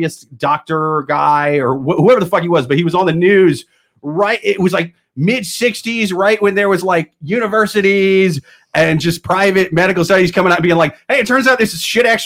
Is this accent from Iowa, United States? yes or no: yes; Iowa, United States; moved away; I'm from Iowa originally